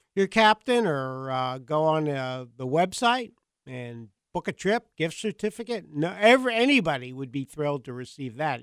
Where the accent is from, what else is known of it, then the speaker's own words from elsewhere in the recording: Long Island, New York, United States; I grew up in Long Island, New York, so we grew up eating uh, ma- you know, Atlantic mackerel